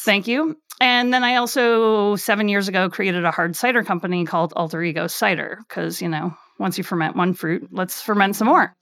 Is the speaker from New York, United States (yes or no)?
no; Sheboygan, Wisconsin, United States; also born or lived in Madison, Wisconsin; I grew up in Sheboygan, Wisconsin, of all places.